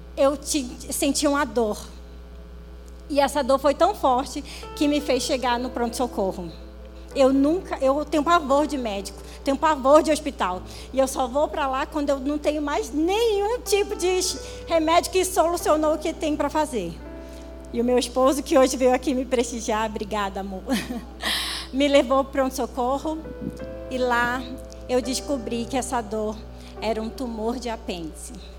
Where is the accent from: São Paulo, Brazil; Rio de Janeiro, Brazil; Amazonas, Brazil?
Amazonas, Brazil; Manaus; Sou amazonense, nascida lá em Manaus, Manauara